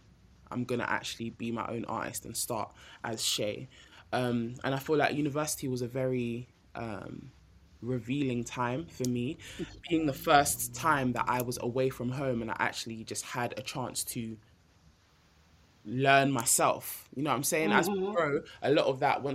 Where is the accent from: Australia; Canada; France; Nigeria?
Nigeria; I'm Nigerian